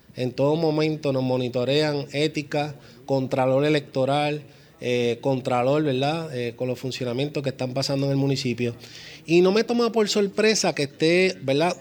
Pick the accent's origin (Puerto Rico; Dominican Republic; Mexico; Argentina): Puerto Rico; como puertorriqueños